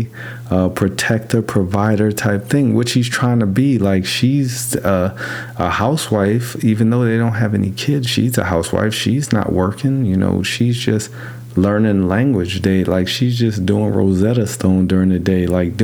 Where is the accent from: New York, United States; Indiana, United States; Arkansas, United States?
New York, United States; New York City; I grew up in New York City